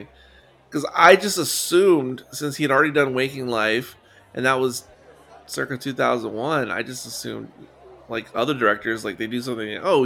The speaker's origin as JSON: {"language": "English", "town": "San Antonio", "region": "Texas", "country": "United States", "tie": "born or raised there", "said": "my hometown, San Antonio"}